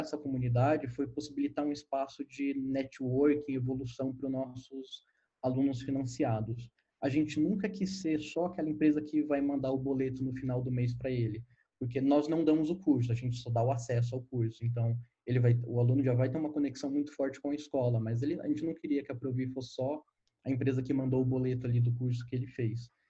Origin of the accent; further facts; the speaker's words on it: Guarulhos, São Paulo, Brazil; now in São Paulo, Brazil; eu nasci em Guarulhos, mas eu já moro em São Paulo faz alguns aninhos. Eu morei em São Paulo no tempo da minha infância